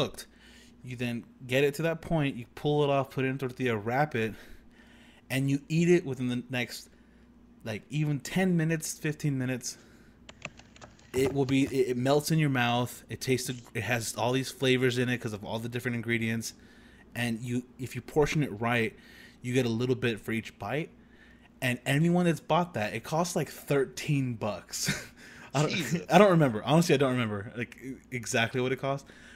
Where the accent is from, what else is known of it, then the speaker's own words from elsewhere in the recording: Corpus Christi, Texas, United States; Tony, Zeke, and I all grew up in the Corpus Christi area.